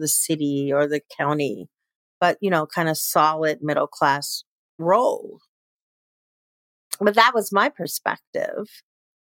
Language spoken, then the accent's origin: English; Chicago, Illinois, United States; moved away; I was born and raised in Chicago, Illinois